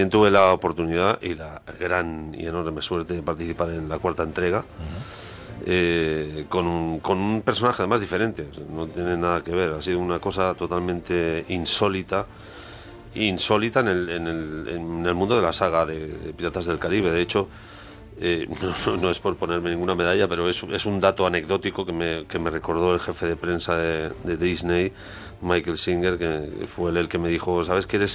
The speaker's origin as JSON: {"language": "Spanish", "country": "Spain", "said": "es muy complicado porque al fin y al cabo somos, somos españoles."}